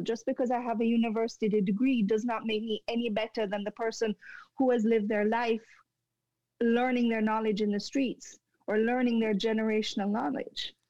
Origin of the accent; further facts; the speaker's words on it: Jamaica; moved away as an adult; also born or lived in Montreal, Canada; now in Canada; going back to my home country in Jamaica